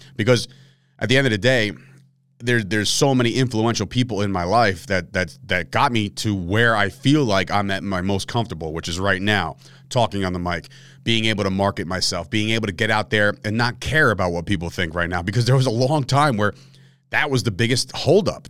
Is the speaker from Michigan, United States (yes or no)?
no; Fords, New Jersey, United States; any Fords people that are listening to this right now, which they're, they're out there, like my hometown people, if you're out there and you listen to this and you went to Fords Middle